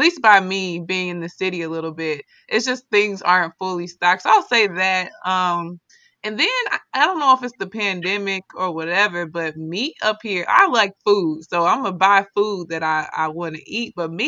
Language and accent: English; Midwest, United States; now in Washington, United States; I would say when I love the East Coast, it's just a different vibe from like my hometown in the Midwest. It's faster paced. I don't know. I feel less stressed here than what I was in my hometown.